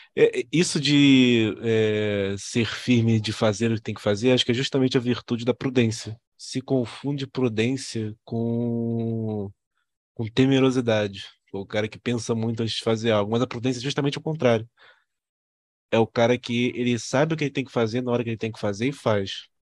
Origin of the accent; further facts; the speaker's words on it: Rio de Janeiro, Brazil; Nós, nós somos todos cariocas aqui